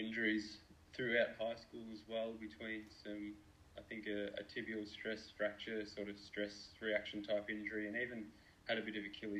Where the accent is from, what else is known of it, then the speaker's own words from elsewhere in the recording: Melbourne, Victoria, Australia; So we grew up in Essendon, and there's the Aberfeldy track at the end of our street.